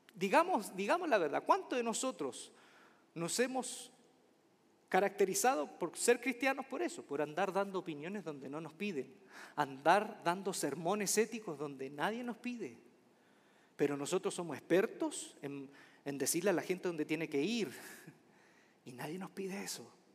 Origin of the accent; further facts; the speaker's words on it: Chile; mi país, Chile